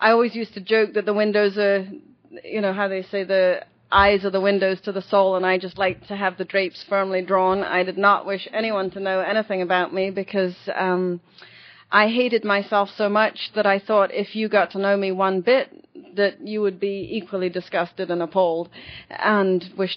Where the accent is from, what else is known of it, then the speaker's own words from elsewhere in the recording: London, United Kingdom; moved away as an adult; also born or lived in Connecticut; now in California, United States; I'm from London